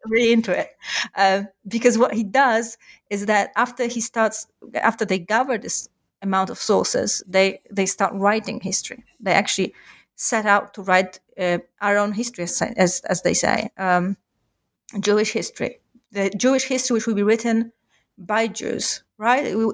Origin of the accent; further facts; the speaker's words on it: Warsaw, Masovian Voivodeship, Poland; I am from Warsaw originally. Uh, I grew up in Warsaw